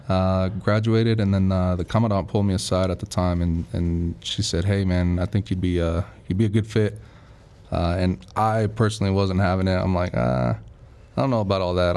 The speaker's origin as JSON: {"language": "English", "town": "Las Vegas", "region": "Nevada", "country": "United States", "tie": "born or raised there", "also_born_or_lived": "California", "moved": "as an adult", "said": "I was born in California and then I was kind of raised in Vegas, so I claim Vegas as my home"}